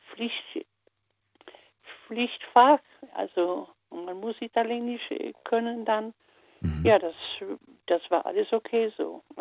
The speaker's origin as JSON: {"language": "German", "country": "Poland", "first_language": "Polish", "second_language": "German", "said": "ich komme aus Polen, außer Deutsch. Polnisch äh, natürlich in der Schule, in, in der Hauptschule oder in der Grundschule Russisch."}